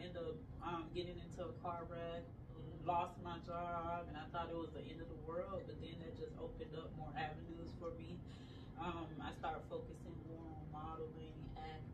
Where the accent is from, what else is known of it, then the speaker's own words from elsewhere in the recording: Georgia, United States; also born or lived in Port-au-Prince, Haiti / Miami, Florida; I grew up here. At 4 years old, my mom, she moved to Florida, Miami, Florida, and then 2 years later, we moved to Georgia, and we've been here ever since.